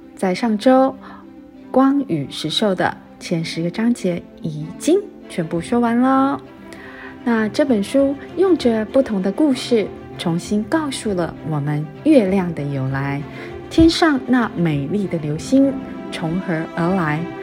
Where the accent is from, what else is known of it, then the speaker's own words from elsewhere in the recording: Taiwan; 我一直对台湾有一个很浓厚的感情，啊，大家都知道我是台湾人